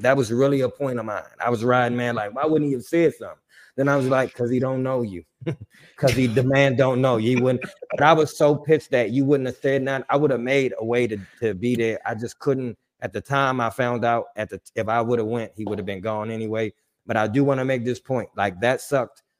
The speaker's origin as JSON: {"language": "English", "town": "Washington", "region": "District of Columbia", "country": "United States", "said": "I'm from D C. I, I grew up on Joe Gibbs."}